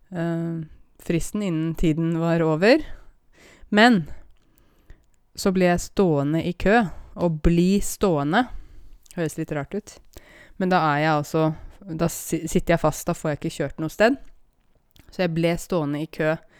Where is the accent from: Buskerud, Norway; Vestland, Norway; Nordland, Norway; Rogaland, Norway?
Buskerud, Norway; Åmot; now in Oslo, Norway; Og det at jeg kommer fra Åmot, i Modum, i Buskerud, det kan man aldri ta bort fra meg